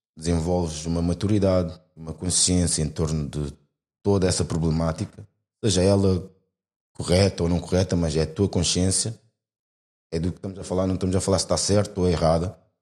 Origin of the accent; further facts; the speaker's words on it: Portugal; nasci cá, minha vida toda foi cá